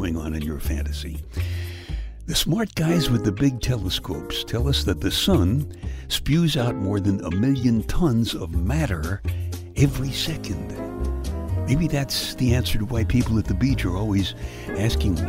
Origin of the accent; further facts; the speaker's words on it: New York City, New York, United States; I was born and raised in Brooklyn, where you can go 10 blocks and never leave the scene of a fight.